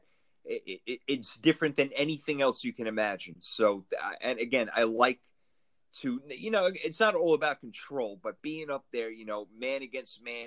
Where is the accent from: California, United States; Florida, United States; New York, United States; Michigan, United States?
New York, United States; I'm from New York